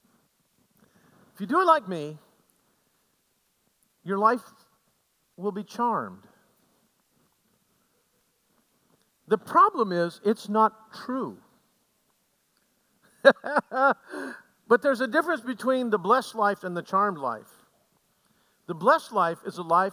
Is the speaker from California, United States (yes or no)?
no; Aroostook County, Maine, United States; I grew up in Aroostook County